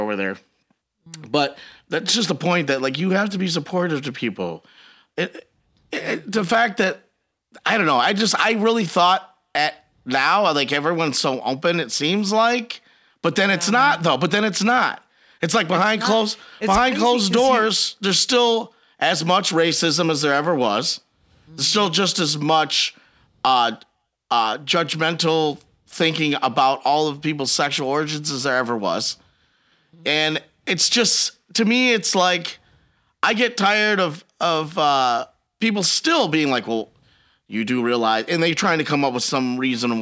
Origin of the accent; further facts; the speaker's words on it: Biloxi, Mississippi, United States; I grew up on old school gospel music because I grew up in Biloxi